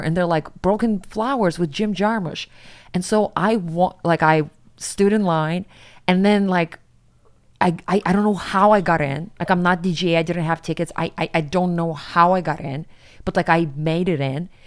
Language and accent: English; Siberia, Russia; moved away as an adult; now in New York, United States; I'm from Siberia